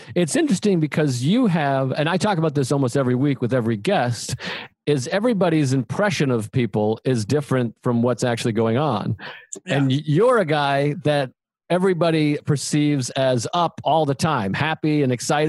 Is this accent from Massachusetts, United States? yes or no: yes; South Shore, south of Boston, Massachusetts, United States; Like I grew up in the South Shore, about 40 minutes south of Boston. But as soon as I turned 18, I was in the city every night.